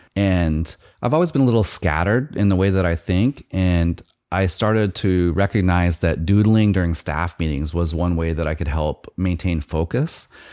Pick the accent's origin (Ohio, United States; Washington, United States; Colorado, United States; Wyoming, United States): Washington, United States; Nooksack; I grew up in Nooksack, which is the in the foothills of Mount Baker